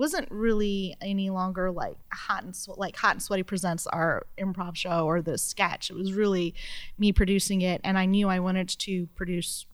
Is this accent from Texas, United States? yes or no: yes; Arlington, Texas, United States; I am from Arlington, Texas, which is the home of the Dallas Cowboys Stadium